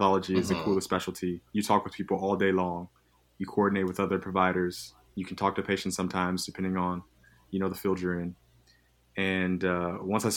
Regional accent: Nashville, Tennessee, United States; moved away as an adult; now in Philadelphia, United States; I'm originally from Nashville, Tennessee

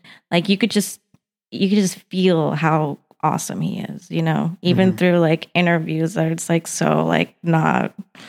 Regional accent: Albuquerque, New Mexico, United States; now in Los Angeles, United States; So we moved back to New Mexico because that's where my mom's family all live, and then grew up in Albuquerque basically throughout my whole life.

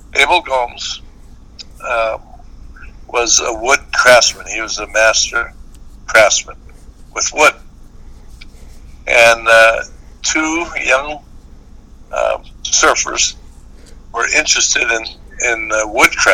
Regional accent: Honolulu, Hawaii, United States; moved away; I'm from Honolulu

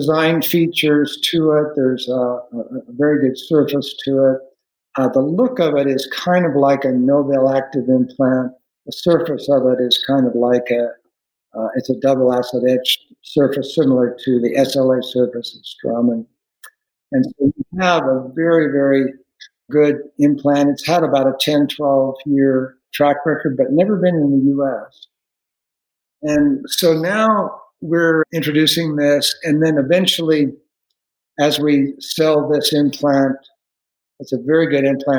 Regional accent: Salt Lake City, Utah, United States; I grew up in Salt Lake City

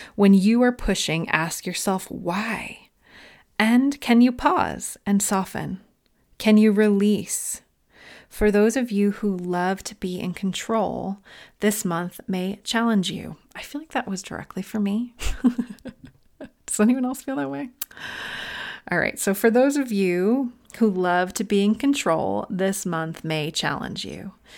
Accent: Long Island, New York, United States; now in Northern California, United States; I'm originally from Long Island.

